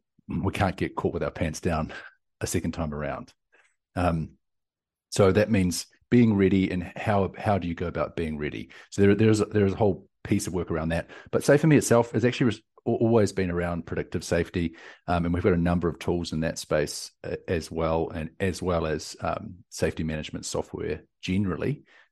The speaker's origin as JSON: {"language": "English", "region": "South Island", "country": "New Zealand", "lives_now": "Austin, United States", "said": "You hear from my accent and lingo, I guess, the things that I say. But I'm from New Zealand, down from the deep south, but currently in Austin, Texas."}